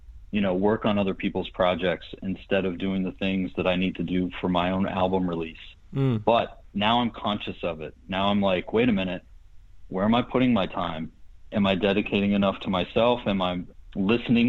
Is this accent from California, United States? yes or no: no; Pittsburgh, Pennsylvania, United States; moved away as an adult; also born or lived in Boston; now in Los Angeles, United States; when I grew up in Pittsburgh